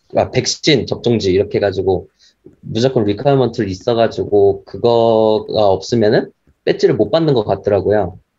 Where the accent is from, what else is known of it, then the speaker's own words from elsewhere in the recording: South Korea; 저희, 저희 한국인 입장에서는